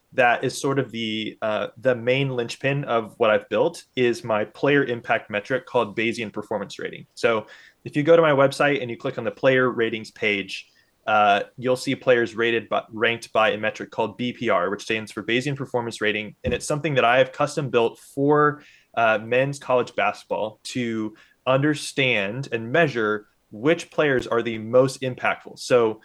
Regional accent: Indianapolis, Indiana, United States; I grew up in Indianapolis, you know, a major hub for basketball

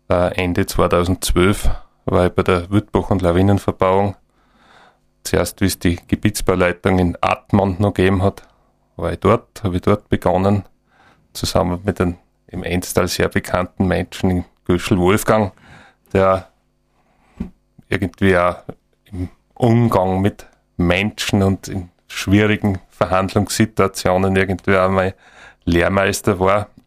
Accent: Lower Austria, Austria; born there; ich bin ein gebürtiger Niederösterreicher und bin im Grunde schon aber im Bad Aussee tauft worden mit so zwei oder drei Monaten.

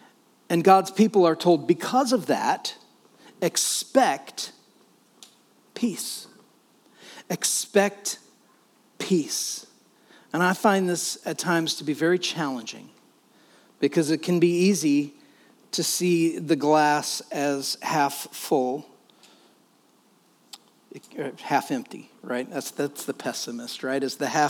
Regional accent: United States; by right of being an American, we are affluent

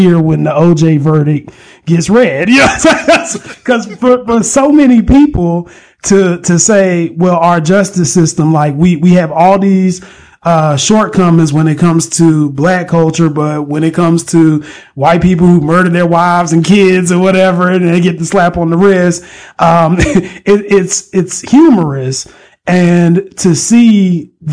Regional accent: North Carolina, United States; I'm from North Carolina

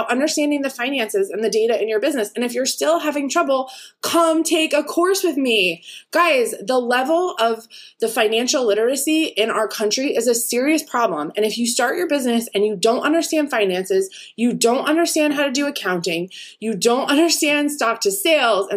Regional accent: East Coast, United States; me growing up on the East Coast

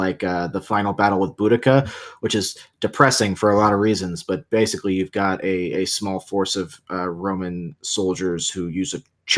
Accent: San Diego, California, United States; I grew up in San Diego

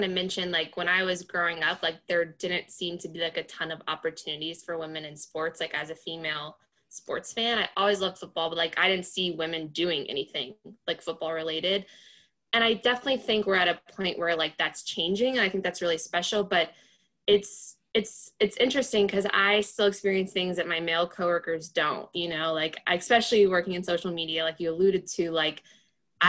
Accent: North Carolina, United States; moved away as an adult; now in Baltimore, United States; I grew up in North Carolina

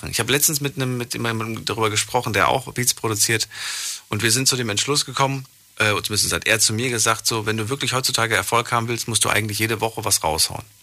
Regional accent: Weißenthurm, Rhineland-Palatinate, Germany; Und aus Weißenturm.

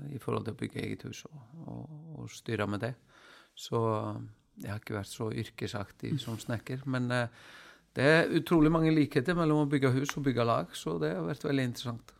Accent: Iceland; moved away

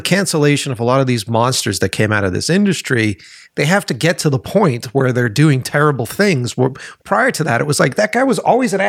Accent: East Coast, United States; Maybe it's because I came from the East Coast. Maybe it's because I didn't come from here.

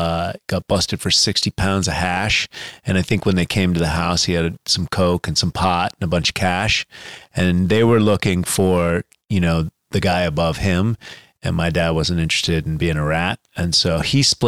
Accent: San Francisco, California, United States; also born or lived in Connecticut / Miami / Los Angeles; I was born in Connecticut and raised in San Francisco.

